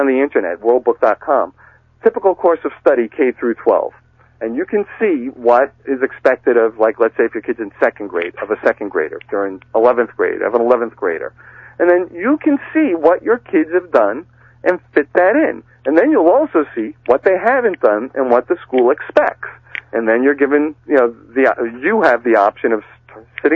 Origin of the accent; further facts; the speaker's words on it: Massachusetts, United States; my home state of Massachusetts